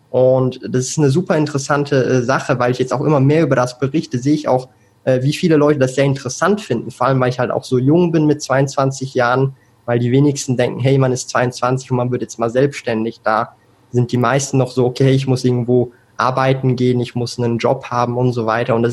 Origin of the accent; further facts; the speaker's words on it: Switzerland; hat sich das halt so eingebürgert bei mir, dass so das Hochdeutsch praktisch ohne Akzent als Schweizer da ist. Aber du hast es schon äh, gesagt, es gibt ein paar Wörter, die benutze ich dann komplett falsch.